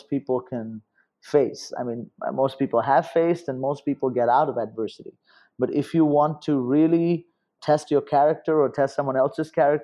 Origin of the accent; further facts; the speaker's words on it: India; moved away as an adult; also born or lived in Los Angeles; I was growing up in India